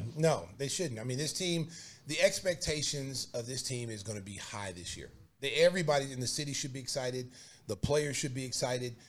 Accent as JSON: {"language": "English", "region": "Oklahoma", "country": "United States", "tie": "born or raised there", "moved": "yes", "lives_now": "Chicago, United States", "said": "my hometown Oklahoma or my state Oklahoma"}